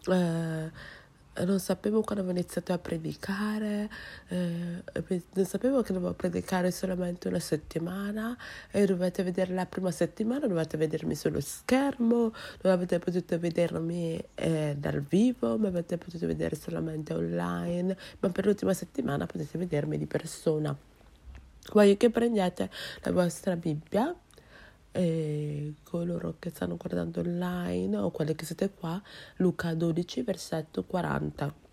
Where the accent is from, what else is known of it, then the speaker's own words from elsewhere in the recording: Nigeria; Italian is a second language; now in Rome, Italy; sono eh, quella che si occupa della produzione del culto, sono della Nigeria e sono una studente, eh, una studentessa qua a Roma